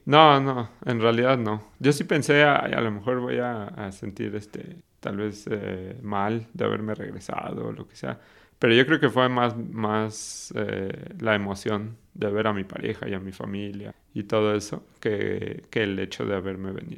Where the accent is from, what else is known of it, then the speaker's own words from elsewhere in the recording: Mexico City, Mexico; moved away as an adult; also born or lived in Querétaro / Guadalajara / Sweden; soy de la Ciudad de México